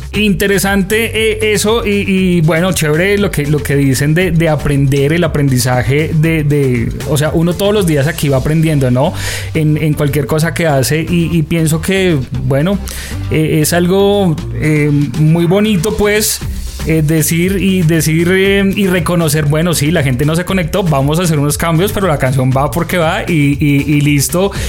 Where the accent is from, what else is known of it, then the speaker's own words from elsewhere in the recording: Colombia; nos reconocían como colombianos